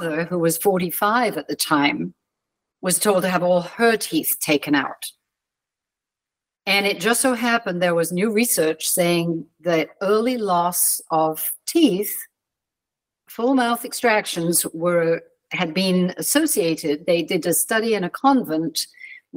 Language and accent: English; London, United Kingdom; I was born outside London. My parents had moved from Wales and lived in southwest London.